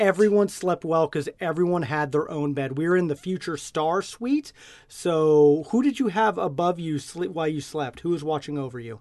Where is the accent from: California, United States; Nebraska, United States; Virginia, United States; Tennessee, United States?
Nebraska, United States; we're from Nebraska